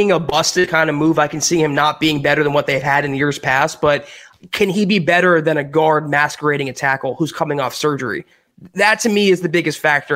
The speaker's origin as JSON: {"language": "English", "region": "South Florida", "country": "United States", "tie": "born or raised there", "said": "I was born and raised in South Florida"}